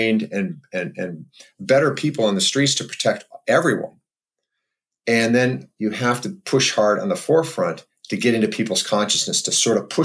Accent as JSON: {"language": "English", "town": "Waukegan", "region": "Illinois", "country": "United States", "tie": "born or raised there", "said": "where I grew up in Waukegan, Illinois."}